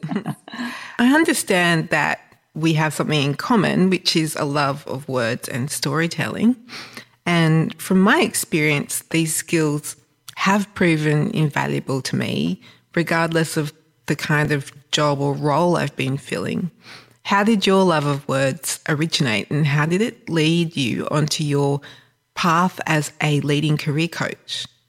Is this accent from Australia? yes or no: yes; Australia; someone who grew up in Australia